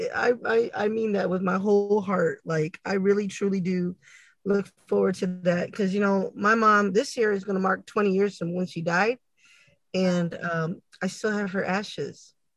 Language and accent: English; San Antonio, Texas, United States; we're from Texas, San Antonio, uh, to be exact